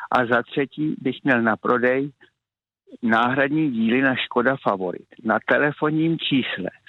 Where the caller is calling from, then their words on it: Kamenice nad Lipou, Vysočina Region, Czechia; Opakuji telefonní číslo 775 626 397 až jsem od Kamenice nad Lipou.